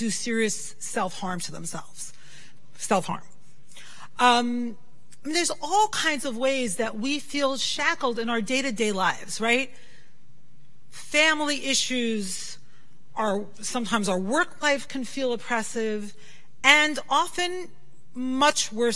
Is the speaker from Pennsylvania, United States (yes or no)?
no; New York City, New York, United States; when I was a little girl growing up in Brooklyn, I'm so lucky I grew up in Brooklyn